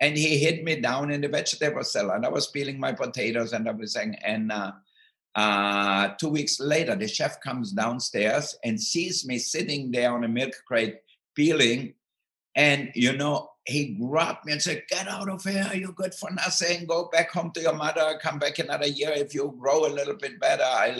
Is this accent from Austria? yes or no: yes; Austria; moved away; I grew up in Austria, in the southern part of Austria, near Italy and Slovenia